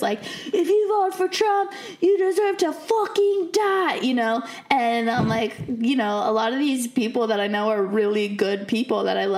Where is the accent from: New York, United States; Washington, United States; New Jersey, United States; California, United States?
California, United States; San Juan Capistrano; I'm from San Juan Capistrano